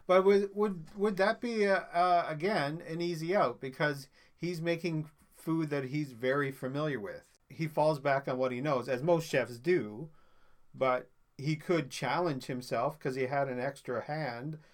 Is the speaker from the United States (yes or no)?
no; Newfoundland and Labrador, Canada; now in Toronto area, Canada; I'm originally from Newfoundland